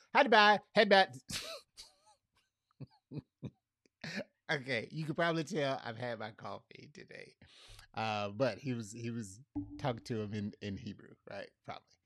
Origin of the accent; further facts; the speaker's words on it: Fort Myers, Florida, United States; now in Tampa, United States; I'm from Fort Myers, I'm a Fort Myers boy